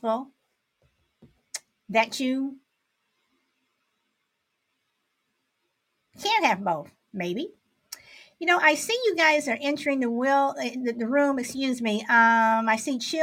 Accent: Chicago, Illinois, United States; Born and raised in Chicago

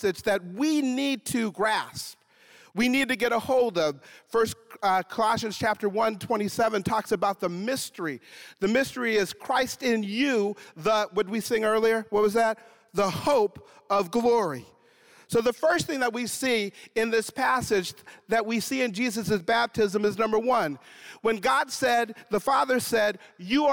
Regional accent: Grand Forks, North Dakota, United States; I am from North Dakota, born and raised originally in Grand Forks.

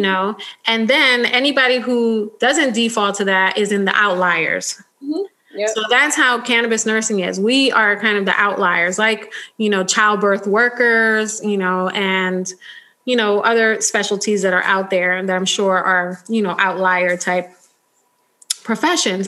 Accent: United States; I was born in the United States

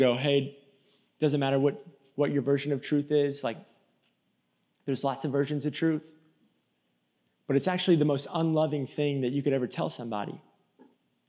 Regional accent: Tampa, Florida, United States; now in Nashville, United States; I'm from Tampa, Florida. Okay, we don't do cold in Tampa, Florida.

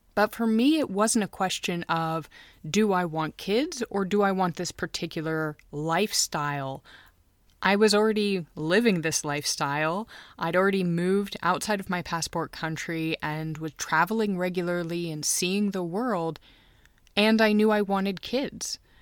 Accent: United States; now in Munich, Germany; I'm an American who married a Finn, and I'm raising two kids in Munich, Germany

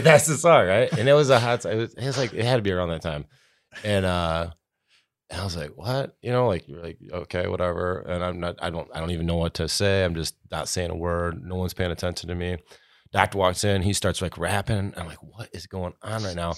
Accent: Clare, Michigan, United States; also born or lived in Chicago; born and raised in Clare like the rest of us here

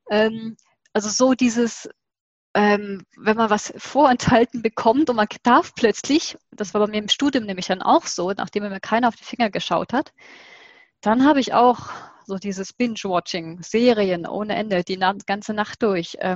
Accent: Southern Germany, Germany; Ich bin aus Süddeutschland, das heißt, wir hatten dann die zwei Deutschen und dann hatten wir Schweizer und österreichisch Fernsehen.

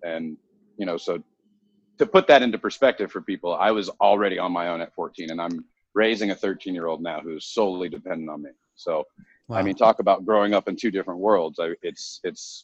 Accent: United States; also born or lived in Southern California / Arizona; I come from Southern California, and I also come from Arizona, where I grew up between the two places

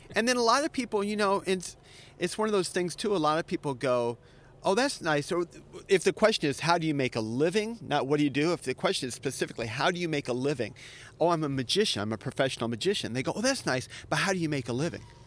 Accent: Florida, United States; now in Japan; I'm from Florida

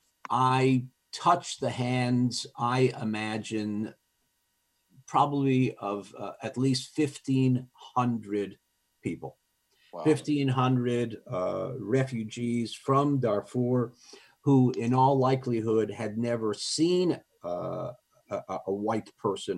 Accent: Montreal, Quebec, Canada; I was raised in Montreal, my French was good enough

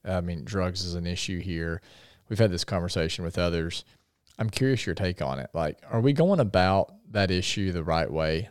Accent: Paragould, Arkansas, United States; I grew up in Paragould

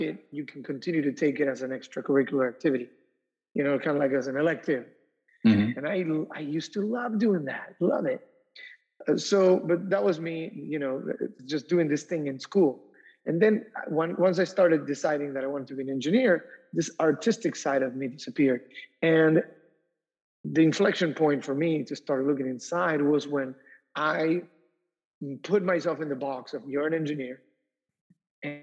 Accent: Argentina; moved away as an adult; now in United States; I grew up in South America. So when I moved to the United States to go to college

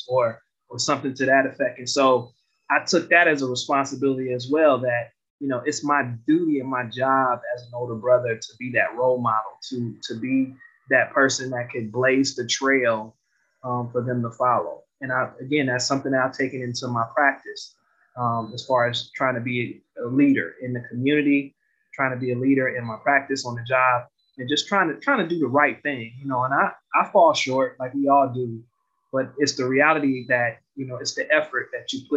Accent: Detroit, Michigan, United States; Growing up in Detroit

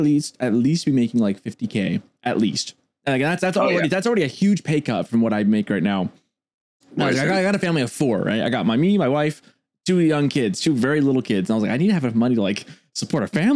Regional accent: Seattle, Washington, United States; I'm from the Pacific Northwest. My dad's from the Pacific Northwest. I'm a Seattle guy, hometown all day.

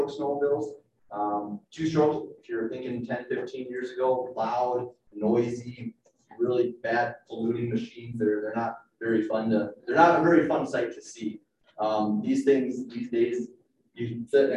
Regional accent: Minnesota, United States; now in Steamboat Springs, United States; I grew up in Minnesota

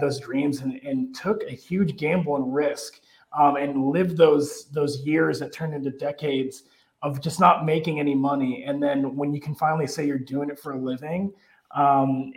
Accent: Erie, Pennsylvania, United States; moved away as an adult; also born or lived in Marshalltown, Iowa / Chicago; my hometown of Erie, Pennsylvania

